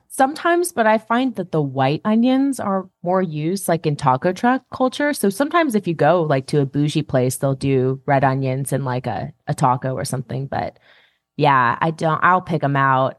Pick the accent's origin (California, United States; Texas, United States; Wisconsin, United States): California, United States; as a Californian